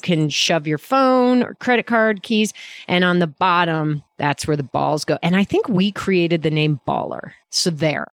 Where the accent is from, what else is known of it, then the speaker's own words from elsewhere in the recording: Midwest, United States; I'm from the Midwest.